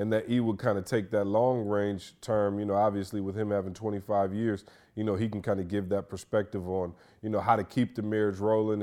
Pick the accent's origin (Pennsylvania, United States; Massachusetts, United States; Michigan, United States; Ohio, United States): Michigan, United States; now in Atlanta, United States; I'm from Michigan